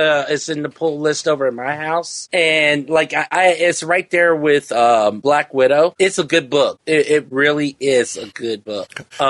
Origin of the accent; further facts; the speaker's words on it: the South, United States; growing up in the South